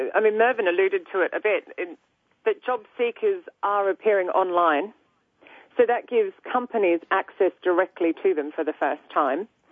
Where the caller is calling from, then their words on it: London, United Kingdom; I'm also calling from London.